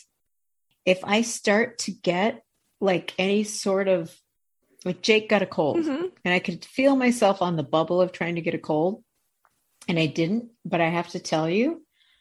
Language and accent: English; Midwest, United States; I'm from the Midwest